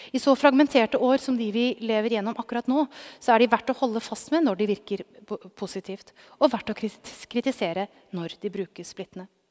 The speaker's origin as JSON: {"language": "Norwegian", "country": "Norway", "tie": "born or raised there", "moved": "yes", "lives_now": "Oslo, Norway", "said": "Min egen bakgrunn fra en gård på det norske bondelandet"}